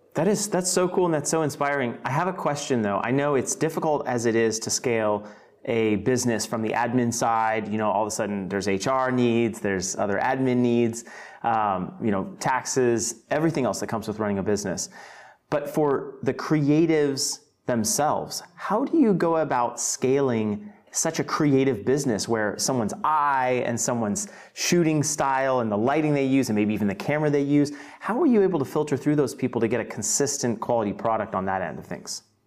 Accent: Fort Worth, Texas, United States; I'm actually born and raised in Fort Worth

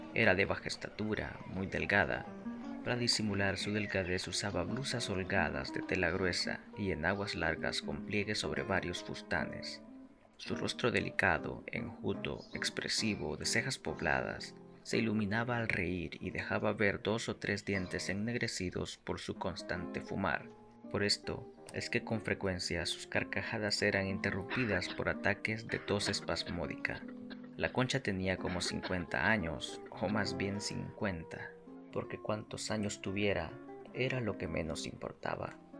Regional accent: Santiago de María, Usulután, El Salvador; desde la tierra del Salvador, departamento de Usulután, Santiago de María

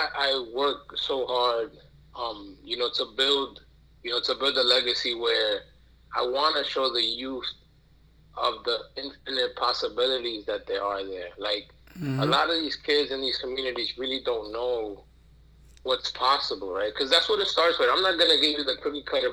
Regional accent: New York City, New York, United States; I'm born and raised in Brooklyn, New York

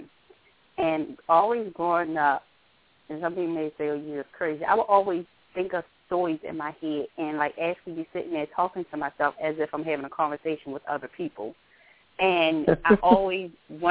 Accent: Baltimore, Maryland, United States; I am from Baltimore, Maryland.

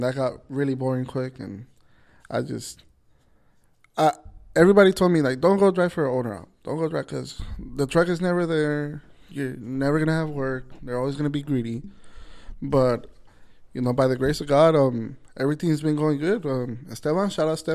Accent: Los Angeles, California, United States; now in Lynwood, United States; I grew up in South Central

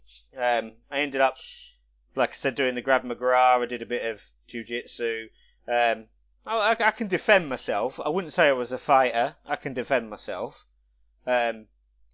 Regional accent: London, United Kingdom; It was compulsory at school growing up, because I grew up in London

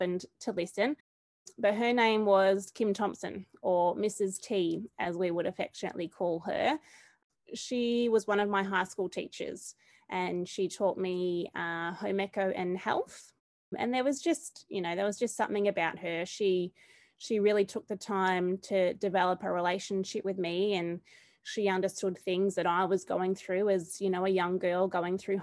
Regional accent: Charlton, Victoria, Australia; moved away as an adult; now in Bendigo, Australia; I've also taught in my hometown of Charlton

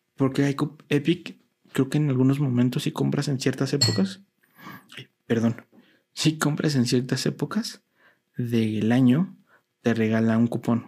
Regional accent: Mexico; a mí como mexicano

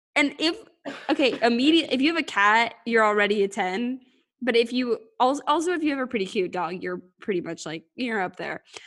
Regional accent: United States; I'm American

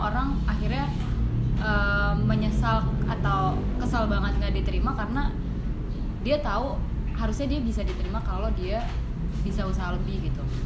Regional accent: Bekasi, West Java, Indonesia; also born or lived in Jakarta / Yogyakarta; Bekasi uh, sempet Jakarta Bekasi lagi

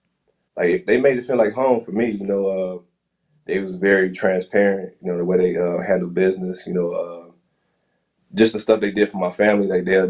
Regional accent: Midwest, United States; Like, before that, you know, I was from the Midwest, like, our fashion is different, like, you know what I'm saying?

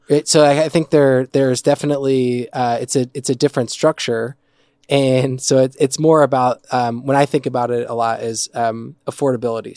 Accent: New Jersey, United States; moved away; also born or lived in New York / Midwest; I'm originally from New Jersey

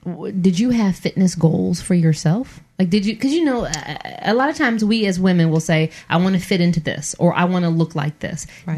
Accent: Michigan, United States; moved away; Being from Michigan

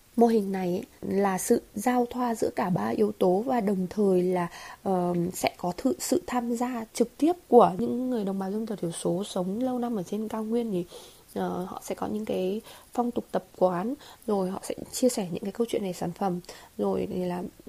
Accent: Hà Giang, Vietnam; also born or lived in Hanoi; quay về quay trở về quê hương và làm một cái điều gì đó với cái nền nông sản của quê nhà

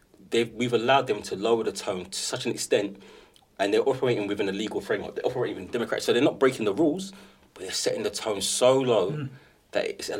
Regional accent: England, United Kingdom; for me, what makes me proud of being English and British is that it's a powerful history to be proud of.

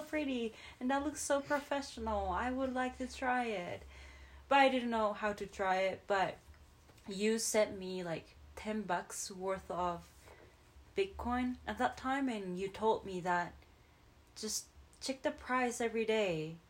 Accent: Japan; moved away; I'm from Japan

